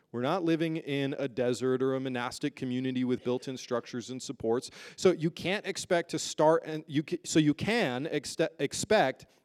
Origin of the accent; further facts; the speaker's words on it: United Kingdom; born there; if you know me, you know I'm actually a British citizen. I was born there.